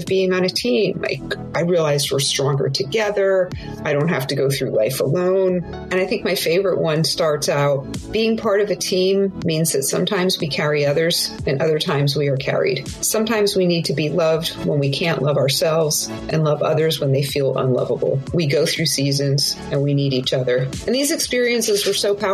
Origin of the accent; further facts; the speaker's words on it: Southern California, United States; I am from Southern California